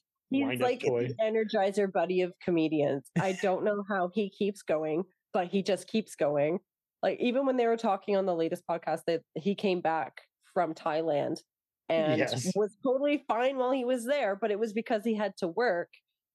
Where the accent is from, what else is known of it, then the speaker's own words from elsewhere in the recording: Toronto, Ontario, Canada; also born or lived in England; They were actually in Toronto during the pandemic, and I'm from Toronto.